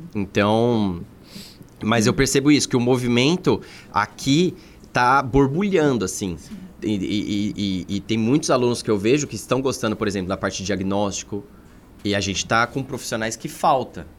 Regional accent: São Bernardo do Campo, São Paulo, Brazil; moved away as an adult; also born or lived in Governador Valadares; Eu, eu sou de São Paulo

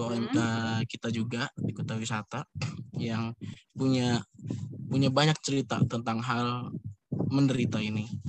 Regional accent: Surabaya, East Java, Indonesia; saya emang orang Surabaya.

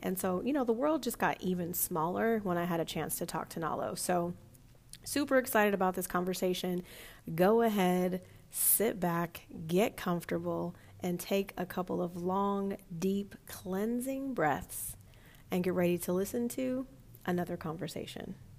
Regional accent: Southern California, United States; moved away; also born or lived in North Carolina / Texas / New York; I'm from Southern California originally

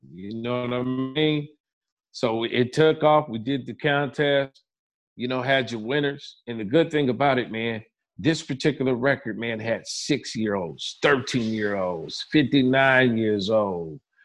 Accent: Pomona, California, United States; growing up in Pomona, California

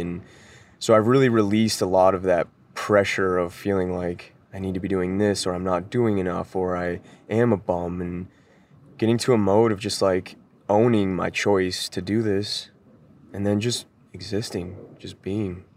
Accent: Denver, Colorado, United States; moved away; I'm originally from Denver, Colorado

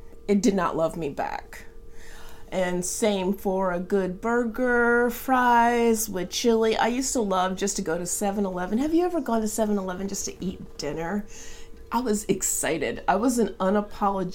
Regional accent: Atlanta, Georgia, United States; now in Seattle, United States; I grew up in Atlanta

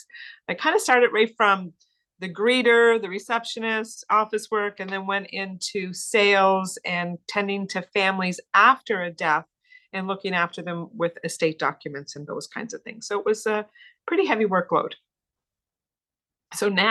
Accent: Cape Breton, Nova Scotia, Canada; I was born and raised in the Maritimes on the lovely island of Cape Breton. So I'm proud to be a Cape Bretoner

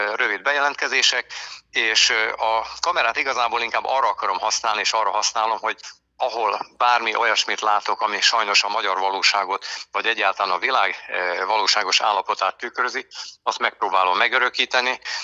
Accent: Békéscsaba, Békés, Hungary; also born or lived in Eger / Balatonalmádi area / Lake Balaton; now in Lake Balaton, Hungary; a gyökereim Békés megyéhez kötnek, imádom máig, Békés Csabán születtem, a körösök vidékét, a folyókat, a gátakat, aztán az élet ugye az embert hozza viszi, így kerültünk föl aztán annak idején a Eger városába

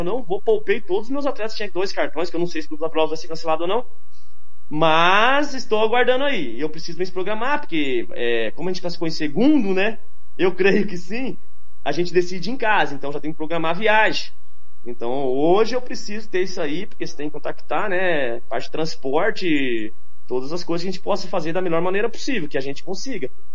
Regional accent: São Paulo, Brazil; now in Mato Grosso do Sul, Brazil; Eu sou paulista, mas me considero 35 anos aqui já

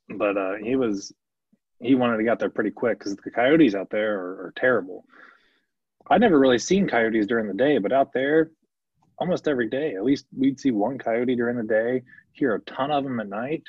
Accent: Ohio, United States; I'm from Ohio

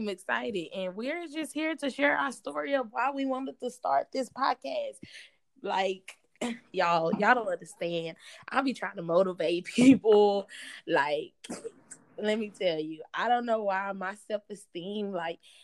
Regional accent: Fort Worth, Texas, United States; moved away; also born or lived in Alabama; I'm from Fort Worth, Texas, not Dallas

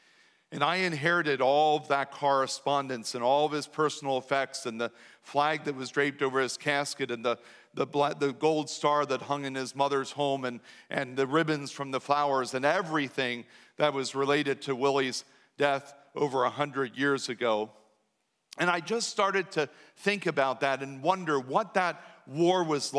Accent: New Danville, Pennsylvania, United States; Now, I was raised right in New Danville, where I was taught that you just don't say certain things out loud.

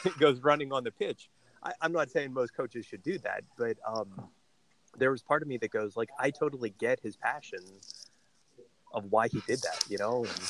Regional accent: United States; for us as Americans

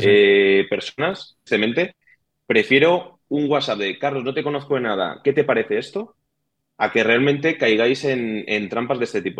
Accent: Madrid, Community of Madrid, Spain; Yo nací en Madrid, he tenido ese barrio de Madrid antiguo

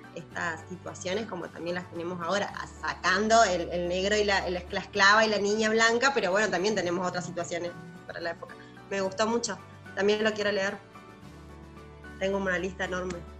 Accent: Argentina; nosotros que somos argentinos y estamos, estudi estamos criados y, educados en una cultura argentina

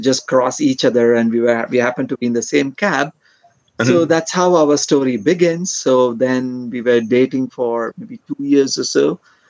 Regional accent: Bangalore, Karnataka, India; moved away as an adult; now in Kerala, India; I am from south of India. My place originally is from Bangalore, which is around 300 kilometers from here.

